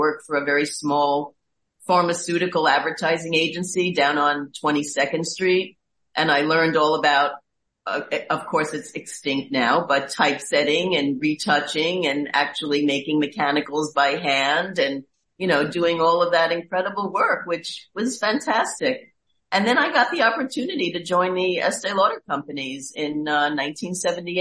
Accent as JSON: {"language": "English", "town": "New York City", "region": "New York", "country": "United States", "tie": "born or raised there", "said": "I am from Queens. I'm a borough girl."}